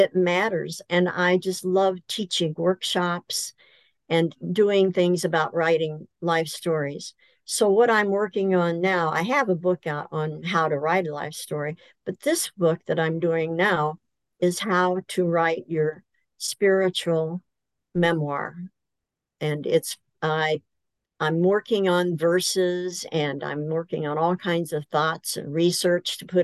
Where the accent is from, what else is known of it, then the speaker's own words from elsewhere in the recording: Central Illinois, United States; moved away as an adult; also born or lived in Fremont, Michigan; now in Michigan, United States; I'm originally from Central Illinois